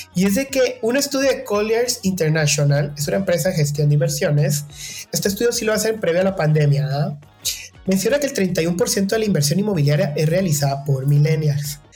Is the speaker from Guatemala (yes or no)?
yes; Guatemala; Guatemala, que en mi país dicen el enganche.